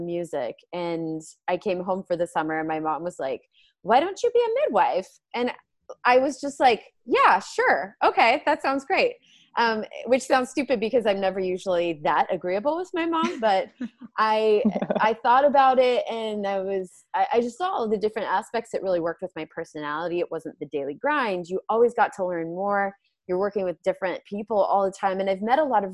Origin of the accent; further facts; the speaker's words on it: Oregon, United States; moved away as an adult; also born or lived in Utah; I'm from Oregon